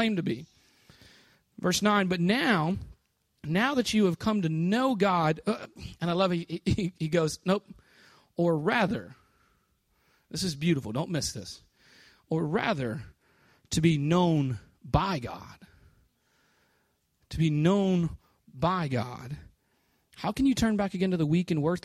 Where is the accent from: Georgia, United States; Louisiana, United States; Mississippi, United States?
Louisiana, United States; New Orleans; moved away as an adult; now in Jacksonville, United States; I'm from New Orleans